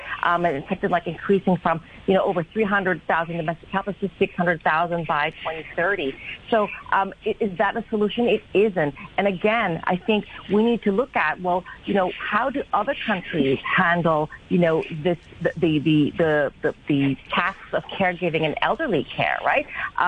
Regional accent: Hong Kong; I think I'm a Filipina myself. I grew up here in Hong Kong as an expatriate child.

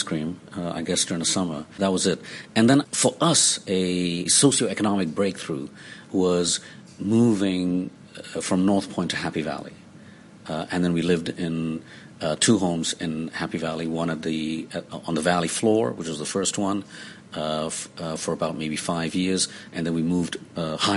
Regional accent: Hong Kong; I was born here in St. Paul's Hospital

